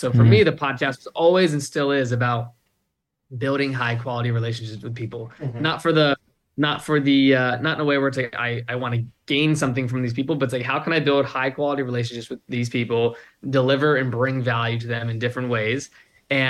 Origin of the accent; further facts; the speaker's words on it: Virginia, United States; moved away as an adult; also born or lived in Arizona; growing up in Virginia, for context, I didn't go to college, right? I literally, a month after high school, I moved out to Arizona